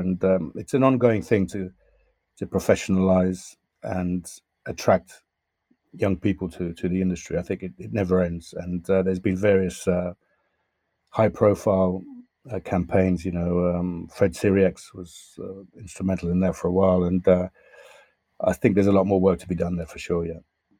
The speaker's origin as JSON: {"language": "English", "region": "London", "country": "United Kingdom", "accent": "Southwest London", "said": "I have the accent that I have now, which is vaguely Southwest London, I guess. So that's where my accent comes. So now sometimes I get abused for being English or in various parts of the world."}